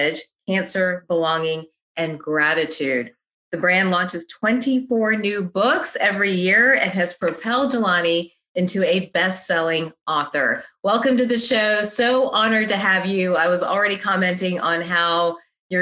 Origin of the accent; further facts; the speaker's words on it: the South, United States; I grew up in the South